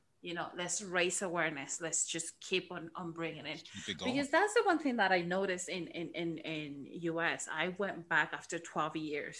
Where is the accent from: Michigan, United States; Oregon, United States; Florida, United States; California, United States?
Florida, United States; Miami; English is a second language; moved away; also born or lived in Argentina; So, as I said before, I grew up in Miami, but I'm originally from Argentina.